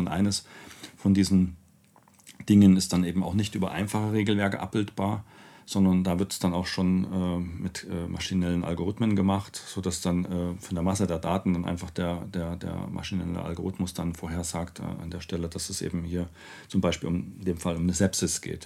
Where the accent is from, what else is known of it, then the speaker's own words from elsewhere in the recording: Vienna, Austria; komme ja nur aus Wien